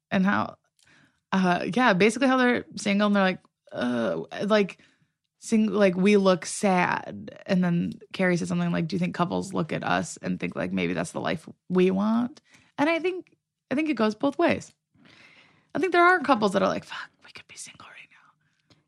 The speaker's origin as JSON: {"language": "English", "region": "Midwest", "country": "United States", "moved": "yes", "lives_now": "Los Angeles, United States", "said": "I'm from the Midwest"}